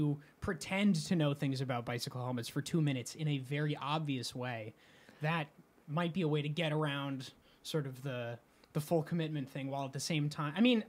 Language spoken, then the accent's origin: English; Las Cruces, New Mexico, United States; moved away as an adult; Las Cruces, my hometown